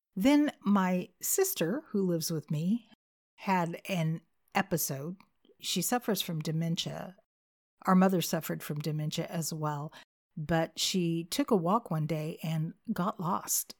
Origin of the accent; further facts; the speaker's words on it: California, United States; moved away as an adult; now in Arkansas, United States; I was born and raised in California, so you might be wondering what in the world I'm doing in Arkansas